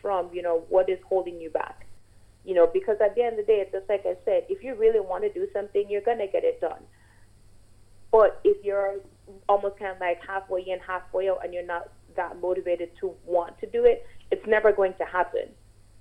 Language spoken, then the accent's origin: English; Jamaica; growing up in Jamaica